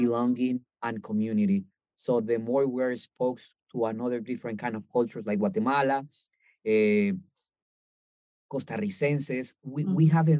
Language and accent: English; Colombia; even though that we're from Colombia and we try to prepare as much Colombian food as possible